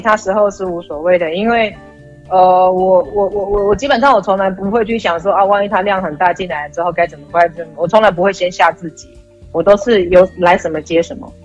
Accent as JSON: {"language": "Chinese", "country": "Taiwan", "moved": "yes", "lives_now": "Thailand", "said": "因为我是台湾人"}